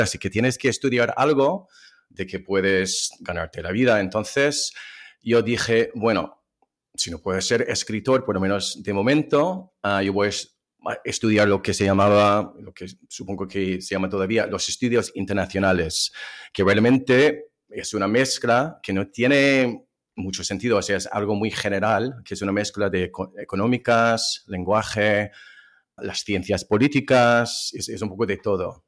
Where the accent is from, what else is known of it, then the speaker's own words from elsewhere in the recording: Ohio, United States; Spanish is a second language; moved away as an adult; also born or lived in Spain / Turkey / France; yo nací en el estado de Ohio, en Estados Unidos, en las afueras de una ciudad